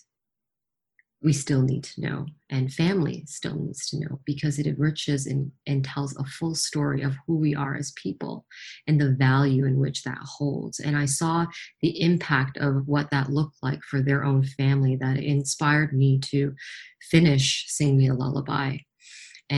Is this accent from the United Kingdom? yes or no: no; Toronto, Ontario, Canada; I'm from Toronto